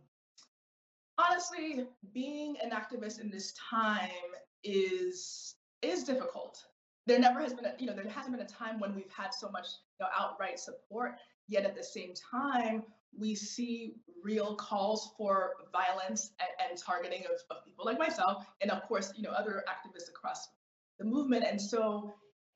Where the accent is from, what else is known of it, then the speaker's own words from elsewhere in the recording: United States; as a Nigerian American